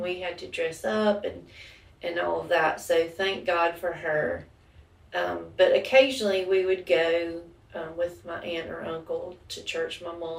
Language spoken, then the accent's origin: English; Villa Rica, Georgia, United States; also born or lived in Macon / Tucker; I was born in Macon, Georgia. We lived there until I was about 7, then moved to Tucker, and then I've lived in Villarica since I was 10.